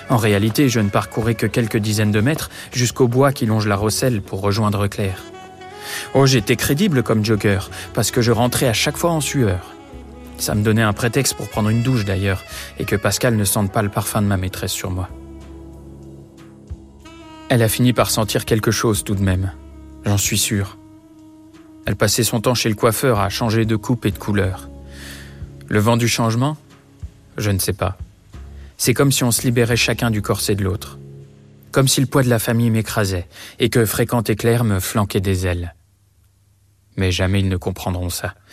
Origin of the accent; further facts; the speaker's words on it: Poland; Moi, je suis polonais, marié avec une calabraise.